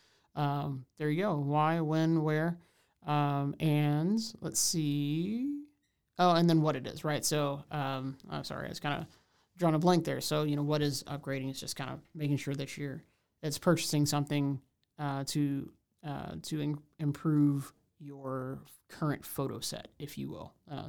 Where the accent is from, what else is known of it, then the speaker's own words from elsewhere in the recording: Houston, Texas, United States; now in Waco, United States; I'm originally from Houston. So, you know, kind of huge place to smaller place.